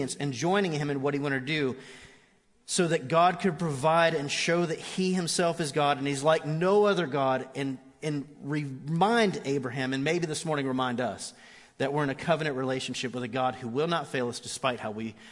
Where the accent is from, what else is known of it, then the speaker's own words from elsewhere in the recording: Orlando, Florida, United States; I grew up in Orlando